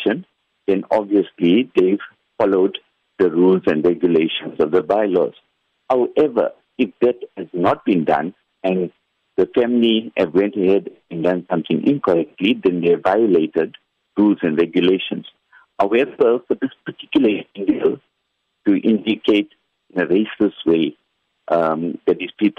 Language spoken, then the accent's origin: English; South Africa